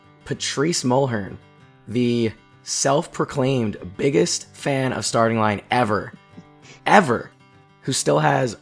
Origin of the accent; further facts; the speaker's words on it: Philadelphia, Pennsylvania, United States; we're all from the Philly area.